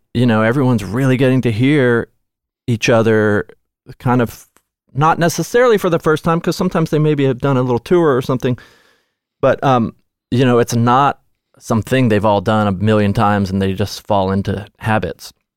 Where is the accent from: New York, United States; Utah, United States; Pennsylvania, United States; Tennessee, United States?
Tennessee, United States; Nashville; I grew up in Nashville.